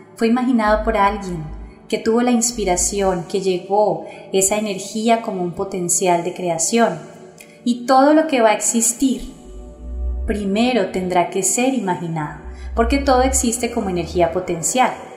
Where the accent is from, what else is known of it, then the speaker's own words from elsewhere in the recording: Colombia; mi país Colombia